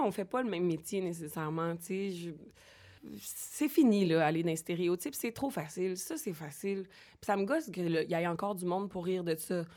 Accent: Boucherville, Quebec, Canada; also born or lived in Longueuil; now in Montreal, Canada; Je, je suis née à Longueuil, grandie à Boucherville et j'habite Montréal

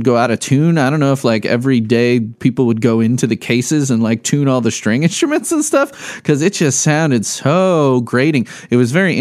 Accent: Midwest, United States; love being a Midwesterner

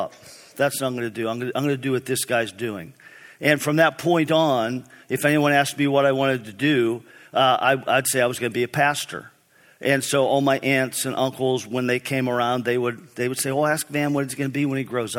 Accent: East Brady, Pennsylvania, United States; I grew up in East Brady, Pennsylvania, small town north of Pittsburgh.

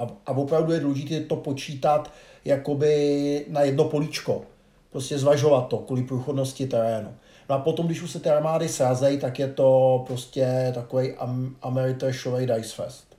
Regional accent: Czechia; jako Češi

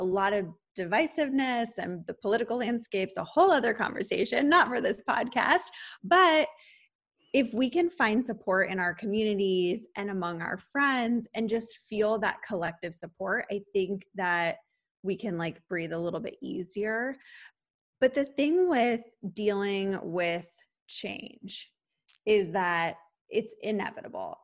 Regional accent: San Diego, California, United States; moved away as an adult; also born or lived in Los Angeles; I moved from San Diego where I grew up to Los Angeles

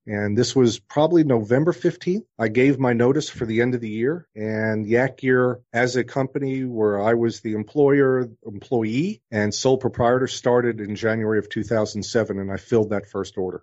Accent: New York, United States; moved away; also born or lived in New Orleans; the kid growing up in New York

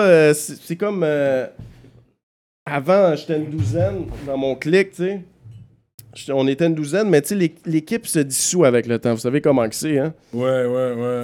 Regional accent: Montreal, Quebec, Canada; je suis un gars de Villeray

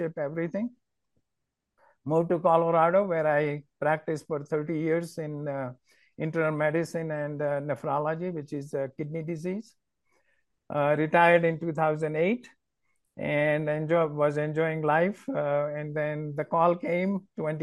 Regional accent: Ahmedabad, Gujarat, India; now in United States; I am from a town called Ahmedabad. It's in Gujarat state.

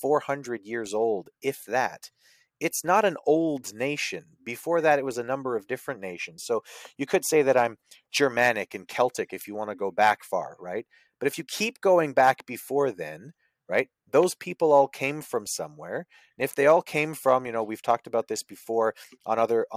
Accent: Canada; I'm from Canada.

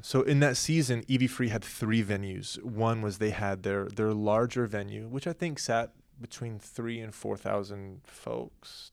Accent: Oklahoma, United States; now in Southern California, United States; we grew up in Oklahoma

